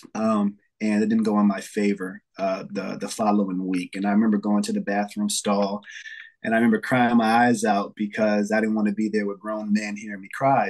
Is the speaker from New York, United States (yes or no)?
yes; New York City, New York, United States; now in Xenia, United States; I'm from New York City. I'm um, currently in Ohio now.